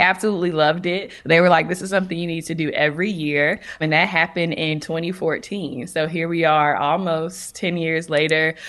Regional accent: North Carolina, United States; I'm from North Carolina so I remember my mom telling me when I was looking at schools outside of North Carolina

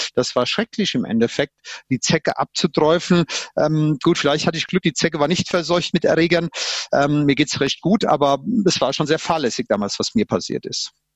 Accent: near Limburg an der Lahn, Central Hesse, Germany; now in Bavaria, Germany; bin aus Mittelhessen, aus der Nähe von Limburg an der Lahn, Frankfurt und wir hatten früher immer Schnee und Winter und Eis

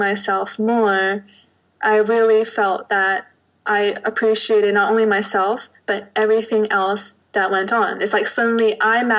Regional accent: Canada; also born or lived in Hong Kong; now in Zurich, Switzerland; I was born in Hong Kong, but raised in Canada, but now I'm living in Zurich, Switzerland

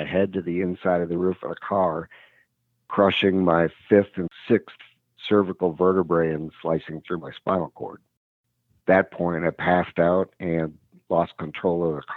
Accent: Wisconsin, United States; I had a great childhood. We lived in a small suburb in Wisconsin

